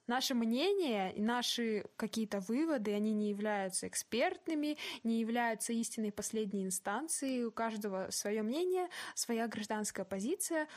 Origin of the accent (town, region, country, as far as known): Kazakhstan